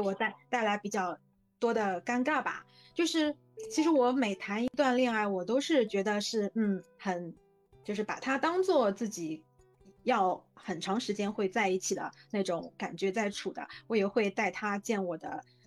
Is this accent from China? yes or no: yes; Shanghai, China; 我是在魔都上海出生，长大工作